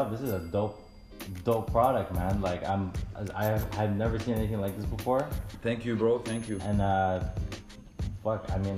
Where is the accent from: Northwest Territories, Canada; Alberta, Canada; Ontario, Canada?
Ontario, Canada; Toronto; Originally from Toronto. Toronto, 86 side.